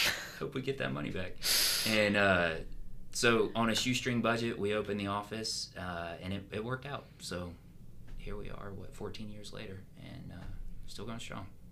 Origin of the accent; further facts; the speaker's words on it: Pensacola, Florida, United States; now in Jacksonville, United States; I grew up outside of Pensacola